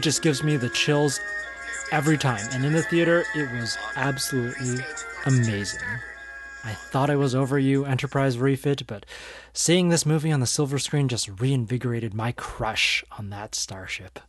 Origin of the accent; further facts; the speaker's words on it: San Francisco Bay Area, California, United States; I am from the San Francisco Bay Area